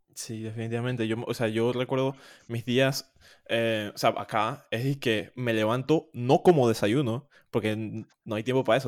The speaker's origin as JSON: {"language": "Spanish", "country": "Panama", "also_born_or_lived": "Louisville, United States"}